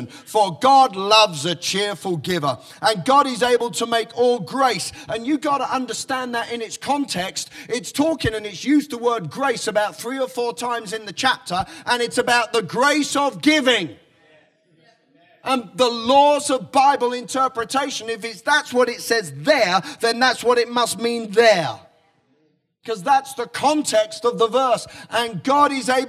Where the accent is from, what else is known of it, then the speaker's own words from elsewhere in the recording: United Kingdom; I'm very British